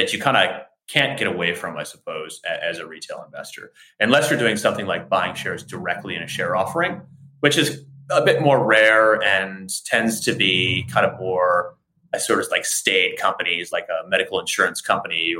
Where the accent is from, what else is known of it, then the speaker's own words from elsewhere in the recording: United States; accent: American; moved away as an adult; also born or lived in Australia; as an American, as I'm sure you can hear in my accents